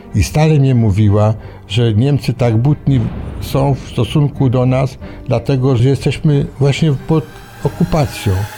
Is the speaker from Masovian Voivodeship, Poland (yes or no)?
yes; Warsaw, Masovian Voivodeship, Poland; Jestem warszawiakiem. Do wojny mieszkałem w Warszawie.